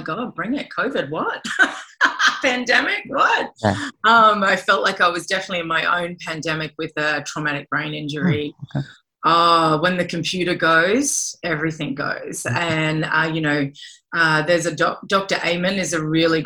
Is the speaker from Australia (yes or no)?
yes; Australia; moved away; as an Australian